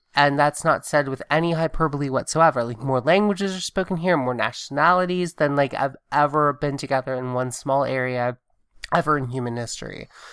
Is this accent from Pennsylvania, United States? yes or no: no; Augusta, Georgia, United States; also born or lived in Southwest Virginia / Blacksburg, Virginia / Tuscaloosa, Alabama / Athens, Georgia; I grew up in Augusta, Georgia, which is also very, very Republican, very military.